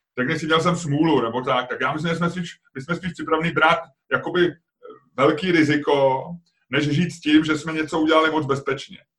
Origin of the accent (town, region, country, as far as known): Czechia